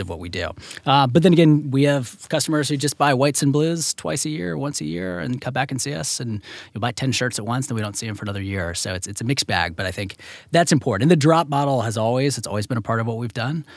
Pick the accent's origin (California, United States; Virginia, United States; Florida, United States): Virginia, United States; I'm from Virginia